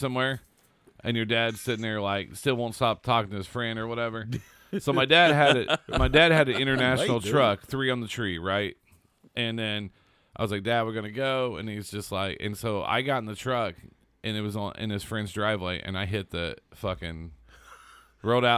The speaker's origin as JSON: {"language": "English", "region": "Southern Indiana", "country": "United States", "tie": "born or raised there", "said": "I grew up in Southern Indiana"}